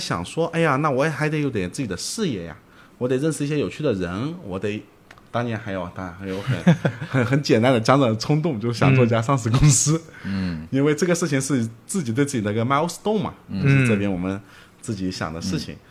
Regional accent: Jiangsu-Zhejiang, China; 因为我是江浙人嘛

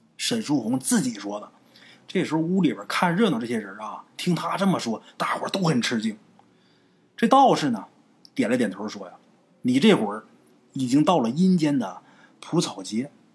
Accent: Northeast China, China; 我们家虽是东北的，可是我们的当地的啊，得有百分之八十的人都是打山东、崇文东来的

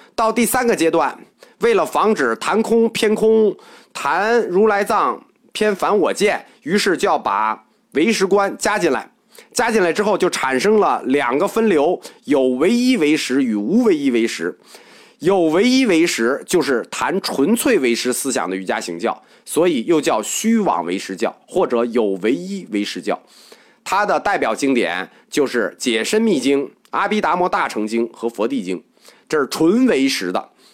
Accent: China; 我们中国人

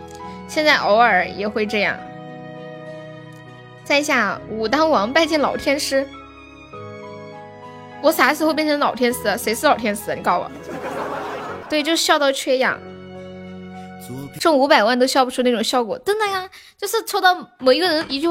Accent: Nanchong, Sichuan, China; 我是南充的。

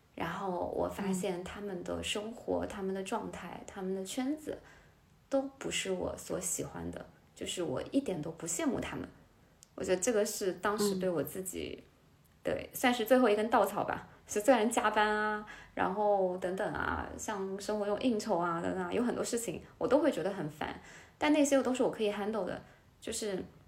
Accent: Hubei, China; now in Hangzhou, China; 我来自湖北的一嗯个十八线城市，然后我爸爸是律师，我妈妈是老师

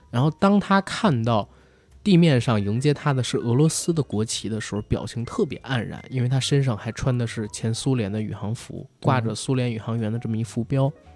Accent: China; 我们中国人

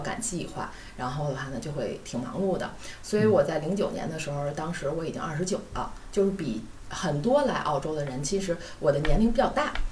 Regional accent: Beijing, China; moved away as an adult; also born or lived in Sichuan; now in Australia; 因为我是北京人嘛，嗯，然后对。，呃，虽然我是在四川上的大学，但是毕业之后呢，就回到了北京，然后嗯。一直在北京工作

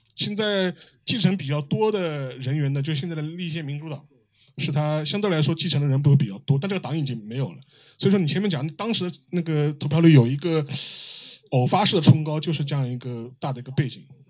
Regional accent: China; 我们中国人

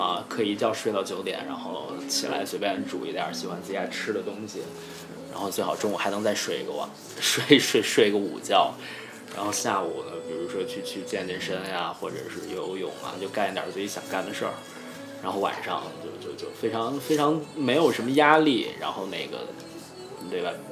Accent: Henan, China; moved away; also born or lived in Singapore; 我是河南省的

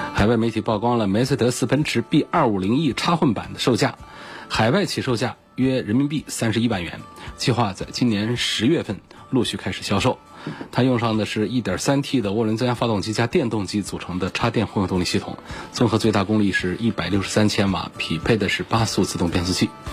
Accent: Hubei, China; 我们湖北这边

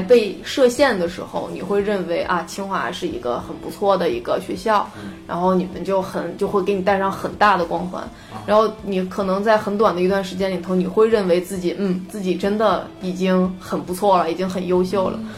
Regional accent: China; moved away as an adult; also born or lived in United Kingdom; 像我们老家其实就很，很偏的一些，就是嗯，对啊十八线小县城嘛

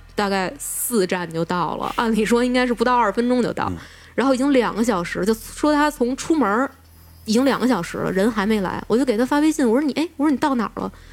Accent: Beijing, China; moved away; also born or lived in United Kingdom; 我小的时候在北京不是老是碰到各种怪事儿，然后我后来去英国上学

